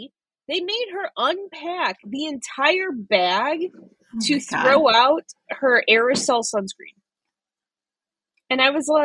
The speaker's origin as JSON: {"language": "English", "town": "Chicago", "region": "Illinois", "country": "United States", "said": "I'm from Chicago. My husband and I are just visiting."}